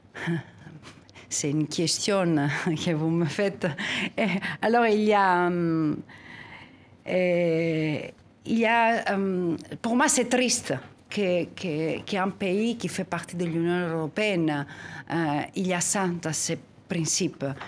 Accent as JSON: {"language": "French", "country": "Greece", "tie": "born or raised there", "said": "je suis née en Grèce"}